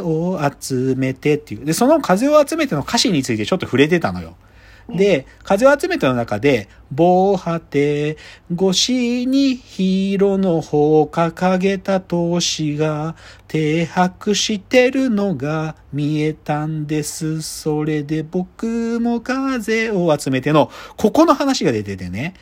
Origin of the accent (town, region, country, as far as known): Maebashi, Gunma, Japan; born or raised there; moved away